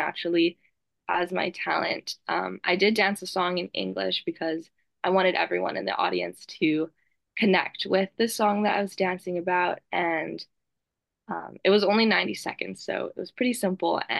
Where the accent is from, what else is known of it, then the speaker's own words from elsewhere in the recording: Honolulu, Hawaii, United States; I was born and raised in Honolulu, Hawaii